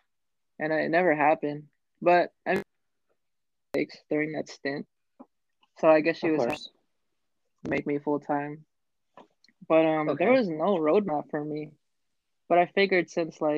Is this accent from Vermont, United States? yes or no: no; Bay Area, California, United States; I grew up in the Bay Area